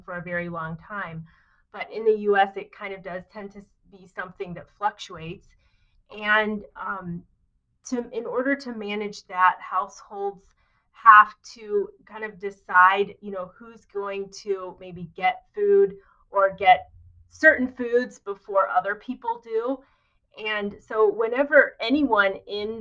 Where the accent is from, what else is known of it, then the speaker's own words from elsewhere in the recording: rural Indiana, United States; moved away as an adult; also born or lived in Philadelphia / Philippines; having grown up in rural Indiana